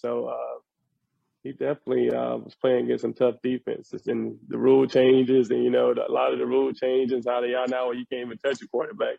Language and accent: English; Florida, United States; I'm from Florida